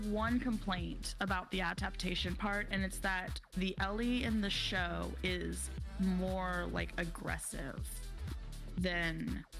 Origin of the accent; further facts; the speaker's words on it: Texas, United States; I am from Texas